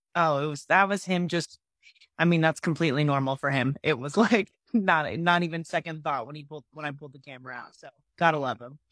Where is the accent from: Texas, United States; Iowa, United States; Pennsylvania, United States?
Pennsylvania, United States; now in Nashville, United States; I'm originally from Pennsylvania